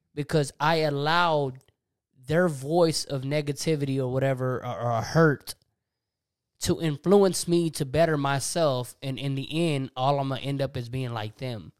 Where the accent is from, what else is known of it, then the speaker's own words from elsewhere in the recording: Texas, United States; accent: country; we're from Texas